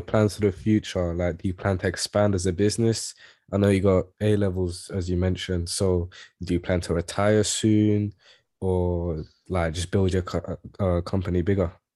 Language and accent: English; London, United Kingdom; I grew up in East Ham